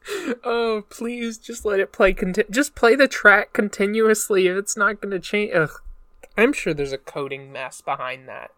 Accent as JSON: {"language": "English", "region": "Northeast", "country": "United States", "accent": "generic American", "said": "I'm from the Northeast"}